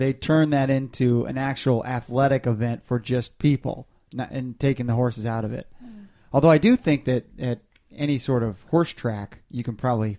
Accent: Arlington, United States; Irish descent. I'm from America. I mean, you know, I'm from Arlington.

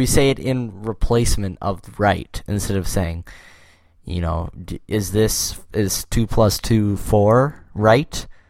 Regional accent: Canada; We are both Canadian.

